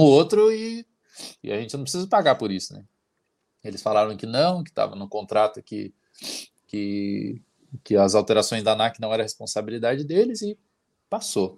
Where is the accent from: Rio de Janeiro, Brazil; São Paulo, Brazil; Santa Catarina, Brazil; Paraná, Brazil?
Paraná, Brazil; Santana do Itararé; moved away; Mas eu sou de Santana do Itararé, uma cidade que tem 5 mil habitantes.